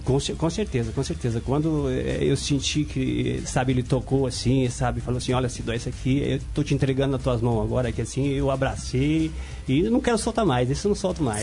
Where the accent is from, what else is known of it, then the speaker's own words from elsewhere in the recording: Foz do Iguaçu, Paraná, Brazil; now in Curitiba, Brazil; Eu sou de Foz de Iguaçu, daquela região ali. É uma região complicada, né? Então, é, é, desde a minha adolescência, infância, foi tudo ali